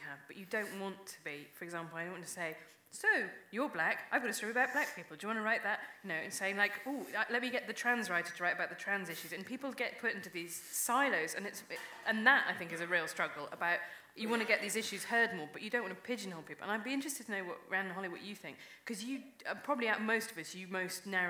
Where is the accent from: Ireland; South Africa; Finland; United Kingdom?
United Kingdom; Worcester, West Midlands; I watched Friends growing up in Worcester